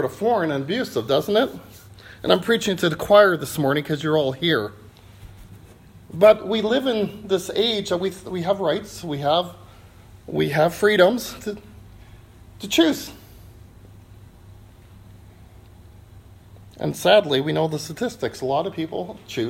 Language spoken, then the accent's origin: English; Canada; We're from Canada